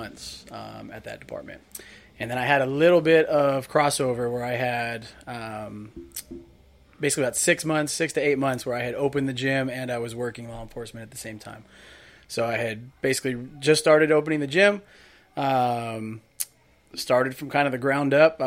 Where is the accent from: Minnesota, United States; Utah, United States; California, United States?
California, United States; Rancho Cucamonga; Born and raised out here in Southern California.